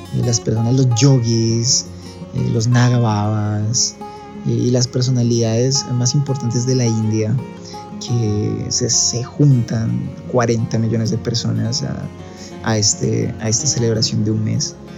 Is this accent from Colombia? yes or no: yes; Colombia; moved away; also born or lived in Ecuador; yo nací en Ecuador y crecí en Colombia